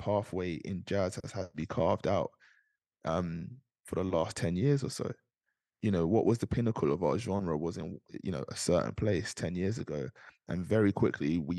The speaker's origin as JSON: {"language": "English", "region": "London", "country": "United Kingdom", "tie": "born or raised there", "also_born_or_lived": "Nigeria (ancestry)", "said": "They came over to this country, they settled in South London. My brother was born, they moved to North London to be a part of a church plant at Jubilee Church"}